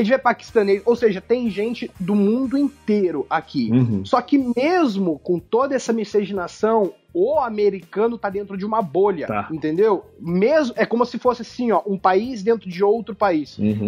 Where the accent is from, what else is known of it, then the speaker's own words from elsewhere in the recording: Curitiba, Paraná, Brazil; now in United States; eu sou curitibano